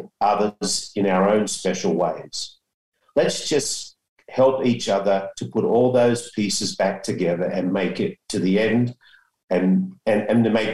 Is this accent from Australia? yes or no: yes; Australia; now in San Diego, United States; me being an Aussie